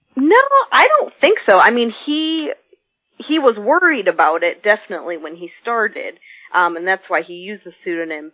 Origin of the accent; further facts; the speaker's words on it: Midwest, United States; I grew up in the Midwest